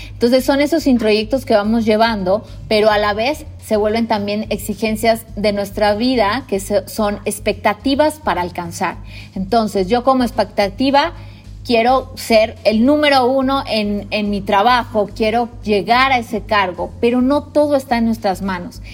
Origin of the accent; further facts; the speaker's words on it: Mexico; como mexicano